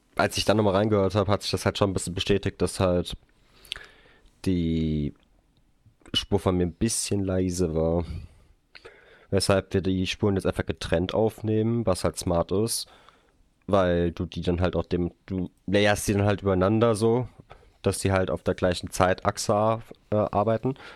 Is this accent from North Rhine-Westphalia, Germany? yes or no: no; Hesse, Germany; bei uns in Hessen